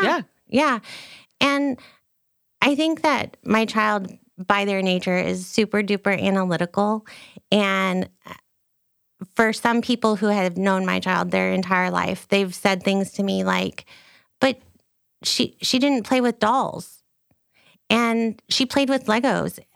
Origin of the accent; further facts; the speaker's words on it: United States; also born or lived in Texas; I'm an American